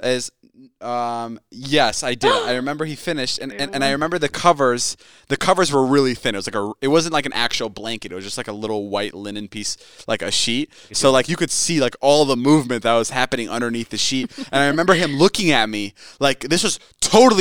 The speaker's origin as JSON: {"language": "English", "region": "Midwest", "country": "United States", "tie": "born or raised there"}